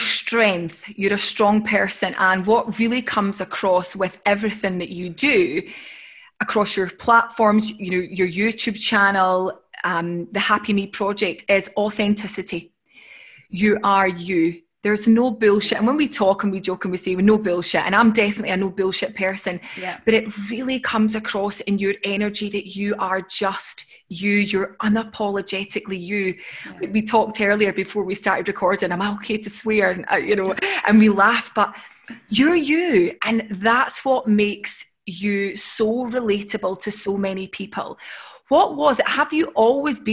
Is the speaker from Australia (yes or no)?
no; Scotland, United Kingdom; I'm from a small town in between Edinburgh and Glasgow